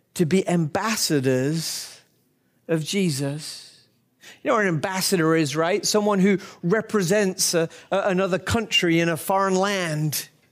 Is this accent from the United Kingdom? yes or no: yes; United Kingdom; as a Brit